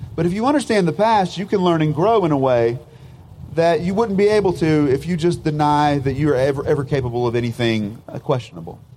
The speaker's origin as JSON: {"language": "English", "country": "United States", "said": "as an American"}